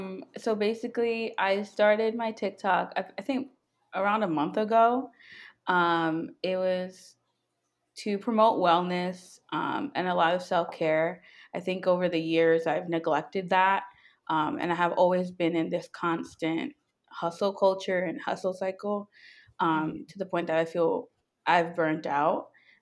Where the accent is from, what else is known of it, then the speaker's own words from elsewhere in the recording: New York, United States; moved away as an adult; now in Virginia, United States; I am a software engineer. I grew up in New York, but I just recently moved down here to the DMV area, currently in Virginia.